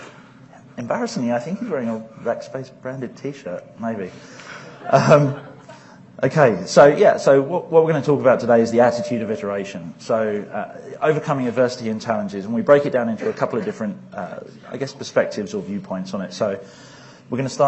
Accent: England, United Kingdom; I'm English

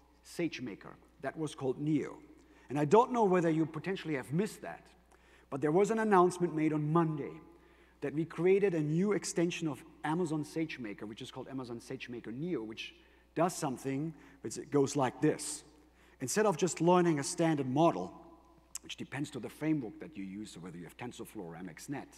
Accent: Germany; accent: German; English is a second language; my German accent, but I'm actually half Greek

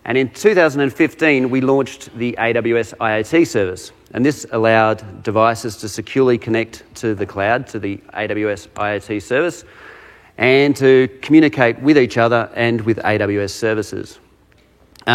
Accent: Australia; accent: Australian; I'm a solutions architect out of Australia, if you can't tell from my accent

